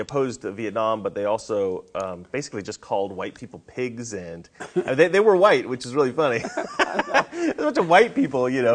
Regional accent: Salem, Oregon, United States; now in Los Angeles, United States; I grew up in Oregon where there isn't a lot of black people

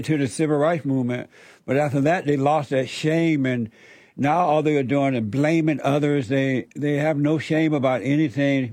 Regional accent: Alabama, United States; I grew up in Alabama under Jim Crow on a plantation

